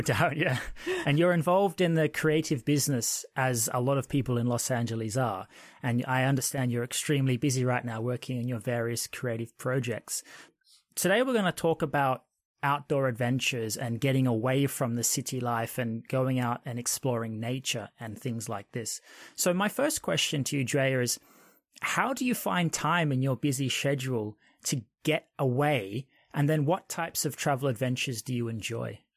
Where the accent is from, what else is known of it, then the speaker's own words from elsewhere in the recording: Australia; moved away as an adult; now in United Kingdom; I grew up in Australia